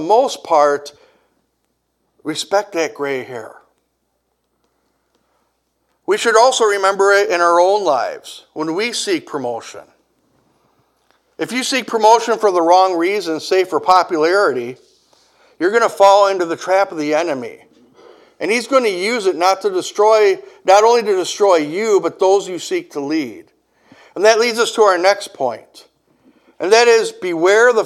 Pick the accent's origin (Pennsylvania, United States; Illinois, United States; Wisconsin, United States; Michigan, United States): Wisconsin, United States; Kenosha; my hometown